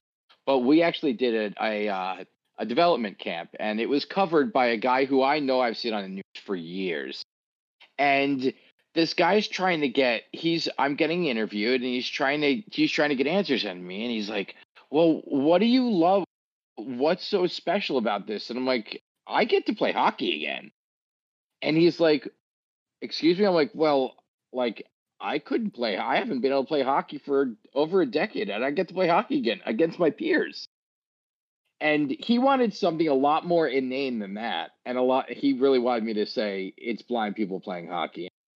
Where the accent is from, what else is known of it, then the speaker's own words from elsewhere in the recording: New York, United States; Yeah, it's because I'm from New York.